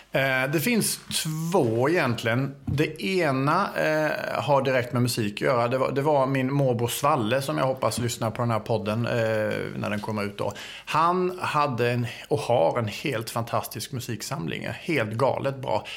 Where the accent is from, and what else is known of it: Älmhult, Kronoberg County, Sweden; born or raised there; accent: Småland (half-Småland mixed with Scanian); moved away as an adult; also born or lived in Åstorp, Skåne, Sweden